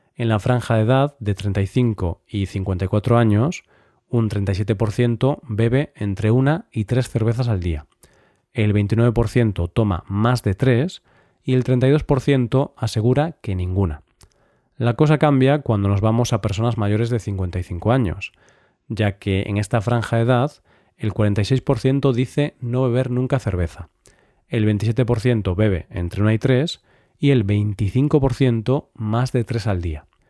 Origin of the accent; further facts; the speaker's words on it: Vigo, Galicia, Spain; mi ciudad natal, Vigo